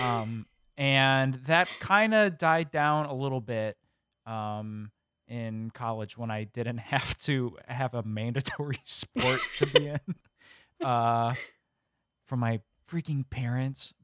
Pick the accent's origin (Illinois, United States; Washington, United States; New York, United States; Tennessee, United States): Illinois, United States; growing up in the Midwest